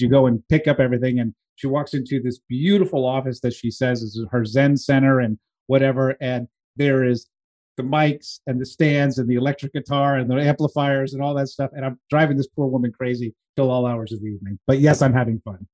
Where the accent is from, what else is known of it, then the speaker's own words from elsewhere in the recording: East Coast, United States; I grew up on the East Coast